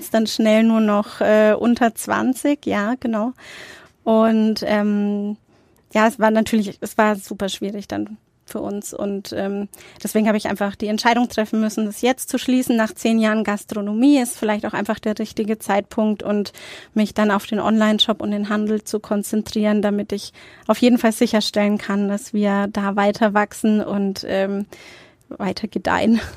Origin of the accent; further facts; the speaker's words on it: Nuremberg, Bavaria, Germany; Also ich bin in Nürnberg-Nord aufgewachsen